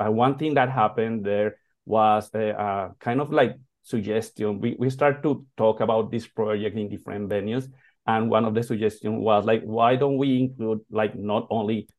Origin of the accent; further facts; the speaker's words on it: Colombia; now in United States; Colombia, that is my hometown